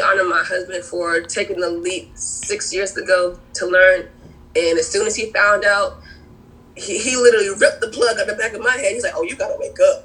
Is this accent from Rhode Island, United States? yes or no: yes; Providence, Rhode Island, United States; also born or lived in Cape Verde; now in South Carolina, United States; I'm originally from Providence, Rhode Island. My family's from the Cape Verdean Islands, but I found my home and my peace in South Carolina.